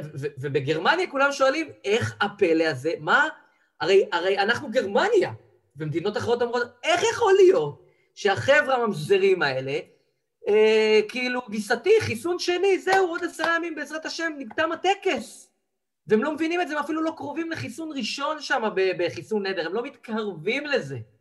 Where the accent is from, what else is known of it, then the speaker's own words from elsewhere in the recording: Israel; אנחנו כישראלים